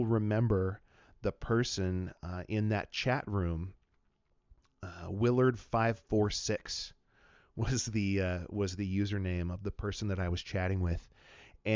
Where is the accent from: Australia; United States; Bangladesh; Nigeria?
United States; Wenatchee, Washington; moved away as an adult; now in Missoula, United States; I'm a native of Washington State, born and raised in Wenatchee, Washington, the apple capital of the world.